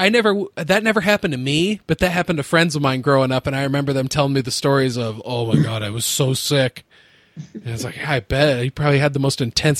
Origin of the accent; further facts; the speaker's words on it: Iowa, United States; I grew up in the Midwest. I've lived here my whole life, and everybody around me calls it pop.